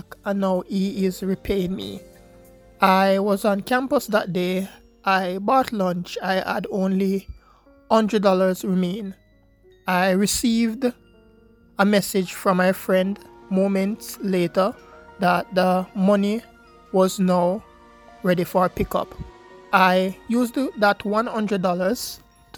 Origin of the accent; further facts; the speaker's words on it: Jamaica; I am from Jamaica, a university student in Jamaica.